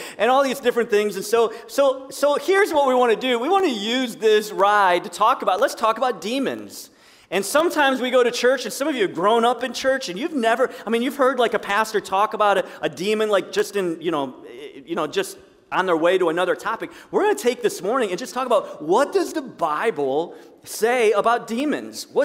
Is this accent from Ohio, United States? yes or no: yes; Sandusky, Ohio, United States; And I grew up in Sandusky.